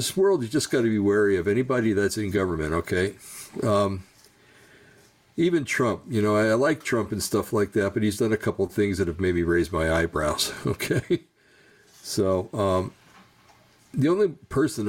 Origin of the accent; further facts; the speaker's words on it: United States; I'm an American